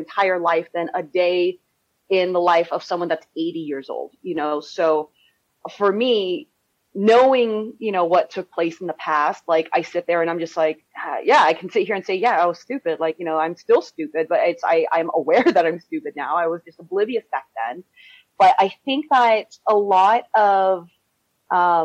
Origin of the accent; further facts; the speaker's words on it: California, United States; growing up in California